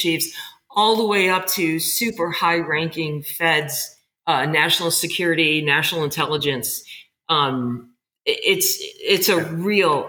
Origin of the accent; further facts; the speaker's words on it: Chicago, Illinois, United States; moved away; ended up in my hometown, very fortunate in Chicago, where I got to work with the people I grew up watching